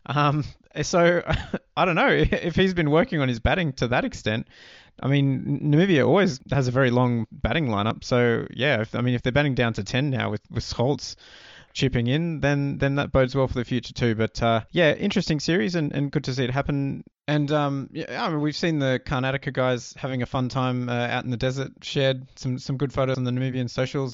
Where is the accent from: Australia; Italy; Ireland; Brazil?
Australia; we grew up in Australia